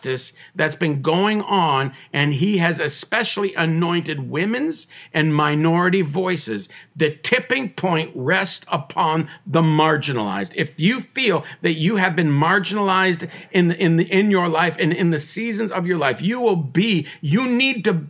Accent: Tyendinaga Mohawk Territory, Ontario, Canada; I was born on the Tandanega Mohawk Territory. I am Mohawk

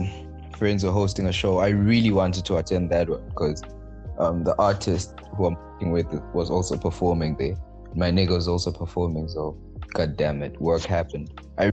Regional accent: Manzini, Eswatini; I am from Manzini

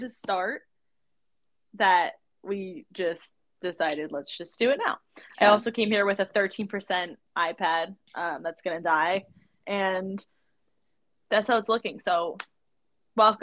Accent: New Jersey, United States; we're from Jersey

